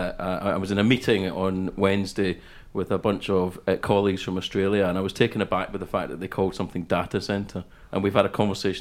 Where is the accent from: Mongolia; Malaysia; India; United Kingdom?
United Kingdom; Scotland; also born or lived in Denmark / London, United Kingdom; And then I lived in London till I was 5, and then moved to the west coast of Scotland.